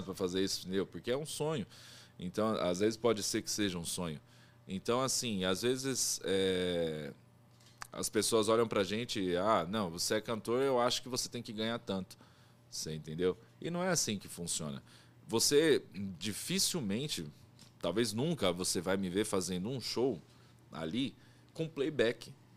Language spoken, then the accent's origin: Portuguese; Brazil; eu falo brasileiro porque eu sou brasileiro, não conheço outro lugar.